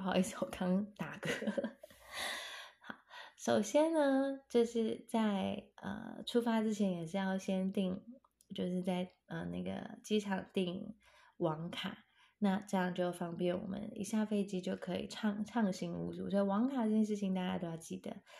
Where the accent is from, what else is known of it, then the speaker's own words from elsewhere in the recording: Taiwan; 我们台湾人